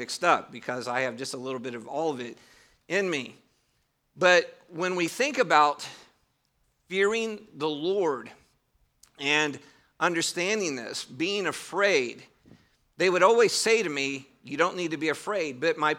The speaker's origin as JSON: {"language": "English", "region": "Northern United States", "country": "United States", "tie": "born or raised there", "said": "I grew up in the North. You may hear that I don't have a Southern accent."}